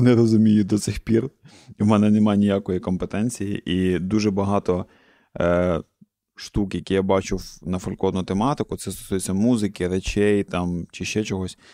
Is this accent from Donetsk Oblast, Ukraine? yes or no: no; Cherkasy Oblast, Ukraine; я з центральної України, з центру України, я з Черкаської області